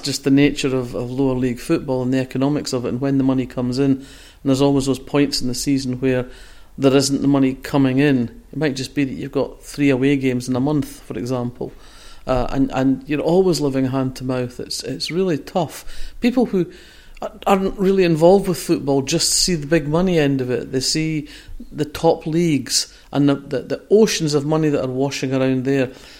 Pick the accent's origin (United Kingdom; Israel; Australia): United Kingdom; Fife, Scotland; I come from Fife.